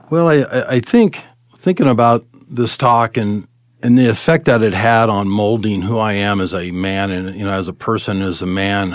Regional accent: Arvada, Colorado, United States; also born or lived in California; We, uh, we moved here in nineteen seventy-two. I was ten. We, we settled in Arvada and, um, went to Arvada High School

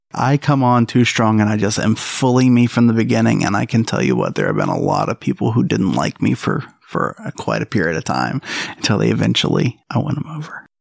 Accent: Alabama, United States; moved away as an adult; now in South Carolina, United States; I'm from Alabama.

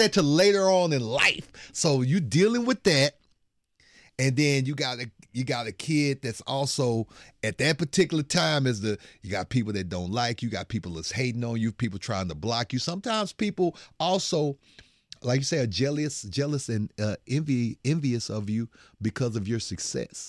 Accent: Bryan, Texas, United States; moved away as an adult; now in Houston, United States; small time dude from Bryan College Station. That is my, that is my hometown right there

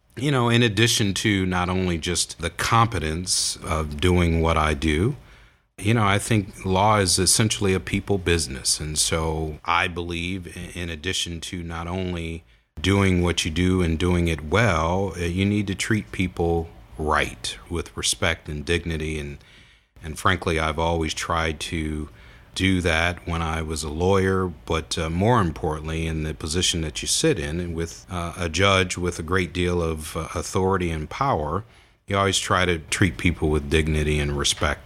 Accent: Toledo, Ohio, United States; I was born and raised in Toledo

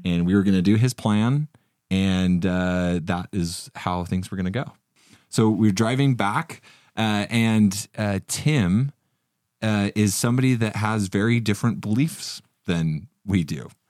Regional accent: Utah, United States; I'm from Utah, so I deal with a lot of snow

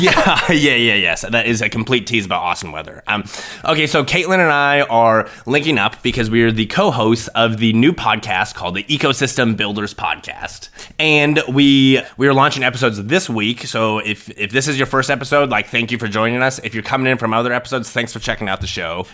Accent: Sidney, Nebraska, United States; I am originally from Sydney, Nebraska. It's a very small town.

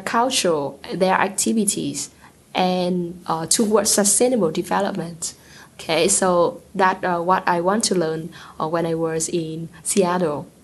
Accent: Vietnam; I'm from Vietnam, a uh, South Asian country

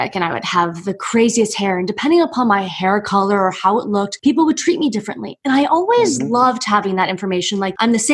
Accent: Miami, Florida, United States; I'm from Miami

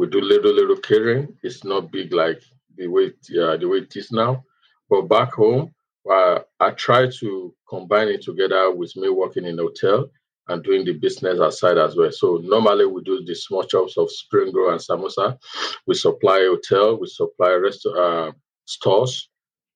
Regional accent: Ondo, Nigeria; moved away as an adult; also born or lived in Lagos, Nigeria; now in United States; I'm from Mondo State, Nigeria. Then I was based with my mom in Mondo State.

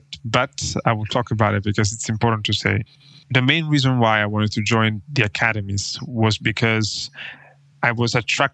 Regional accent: Italy; English is a second language; moved away as an adult; I also was in Italy until I finished high school

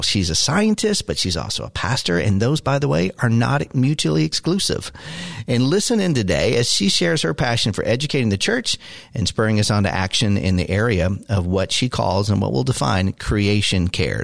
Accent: Maryville, Tennessee, United States; moved away; also born or lived in Chattanooga, Tennessee; I was born in Chattanooga, lived in Maryville

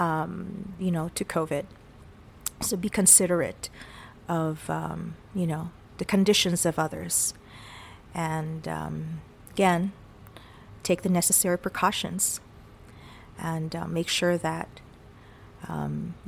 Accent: El Paso, Texas, United States; my hometown of El Paso, Texas

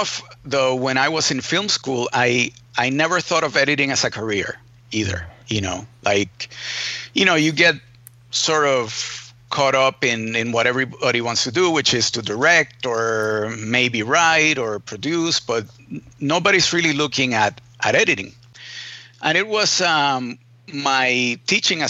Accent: Puerto Rico; I was born in Puerto Rico, and I, was born and raised in the island.

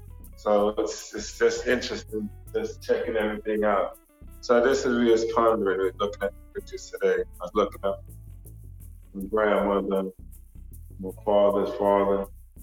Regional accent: New York City, New York, United States; my parents come from Jamaica, but I'm born in America. You know, they migrated here. I grew up in the Bronx, New York.

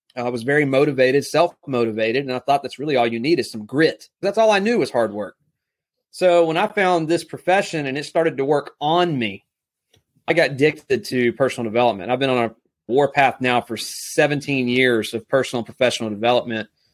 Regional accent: South Alabama, United States; also born or lived in Texas; I live here in South Alabama. Was born and raised in Texas, but moved here when I was six years old. So, this is home

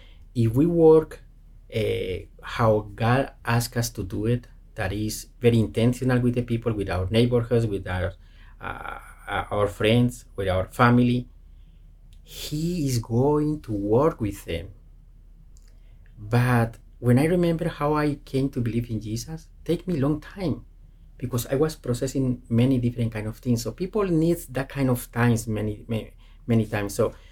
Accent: Colombia; cannot go to some places because we are not able to get in because it's Colombian passport, because we are from Colombia.

